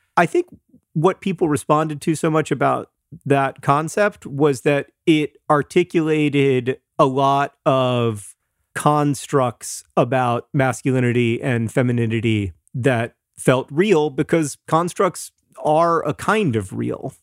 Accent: Florida, United States; growing up in Florida

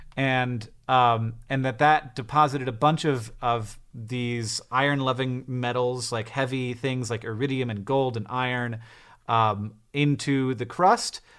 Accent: United States; I'm American

